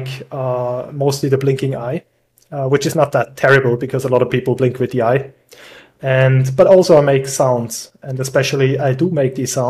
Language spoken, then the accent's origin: English; Switzerland; moved away as an adult; now in Austria; originally, I'm from Switzerland. I moved here around 12 years ago